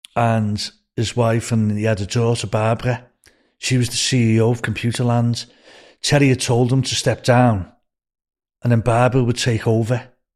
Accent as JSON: {"language": "English", "town": "Liverpool", "region": "North West England", "country": "United Kingdom", "moved": "as an adult"}